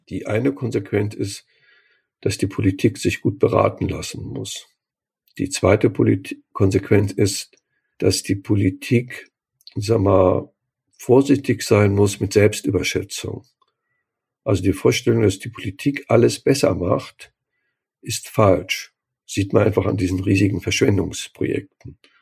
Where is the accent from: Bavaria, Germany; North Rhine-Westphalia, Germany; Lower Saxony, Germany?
North Rhine-Westphalia, Germany; Cologne; moved away; ich komme ja aus Köln, ich bin da geboren, arbeite, lebe zwar jetzt nicht mehr